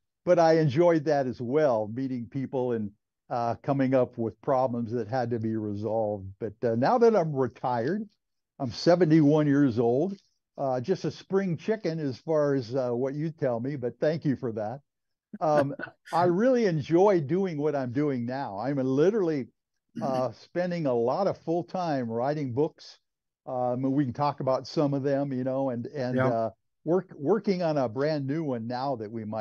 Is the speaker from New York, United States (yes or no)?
yes; New York City, New York, United States; I grew up in New York City, Augie, in Manhattan on West 121st Street